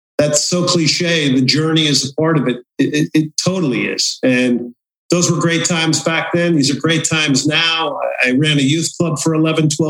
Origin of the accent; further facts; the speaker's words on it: East Rutherford, New Jersey, United States; now in Houston, United States; I grew up near Giant Stadium in East Rutherford, New Jersey